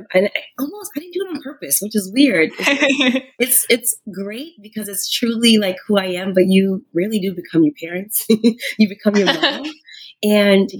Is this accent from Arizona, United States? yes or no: no; New York City, New York, United States; moved away as an adult; I grew up in Harlem